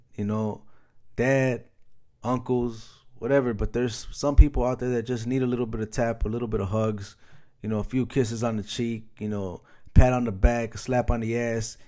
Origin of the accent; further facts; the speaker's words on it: Chicago, Illinois, United States; moved away; Chicago recently, my hometown, shout out Chi Town